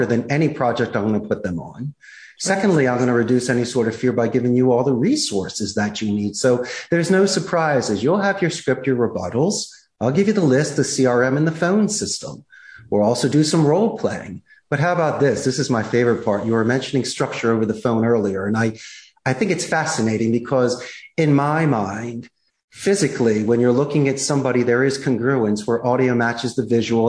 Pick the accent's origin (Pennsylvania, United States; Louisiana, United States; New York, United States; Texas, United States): Pennsylvania, United States; Philadelphia; moved away as an adult; also born or lived in Arizona; now in Costa Rica; growing up in Northeast Philadelphia